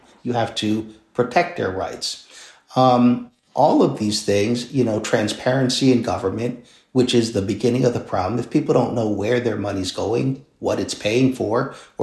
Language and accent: English; Philadelphia, Pennsylvania, United States; I'm born and raised in King Sessing, which is not an affluent neighborhood, went to public school.